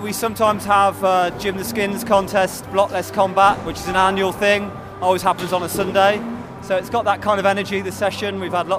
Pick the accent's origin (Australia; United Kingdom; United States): United Kingdom; Worcester, West Midlands; I'm a skateboarder from Worcester.